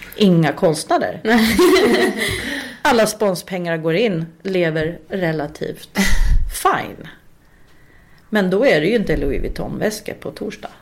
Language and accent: Swedish; Uppsala, Uppsala County, Sweden; moved away as an adult; also born or lived in Östersund; now in Stockholm, Sweden; i Uppsala där pluggade ju alla tills de typ blev en miljon år gamla. Liksom, för där är jag uppvuxen